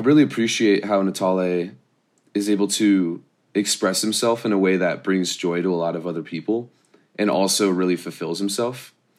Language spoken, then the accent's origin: English; Irvine, California, United States; I grew up in Irvine